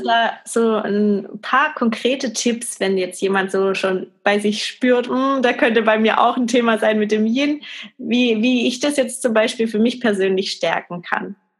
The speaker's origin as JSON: {"language": "German", "country": "Germany", "said": "bei uns in Deutschland"}